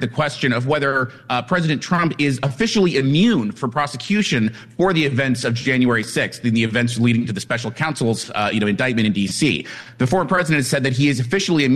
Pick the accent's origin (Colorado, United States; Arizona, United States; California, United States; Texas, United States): Colorado, United States; Colorado is my home state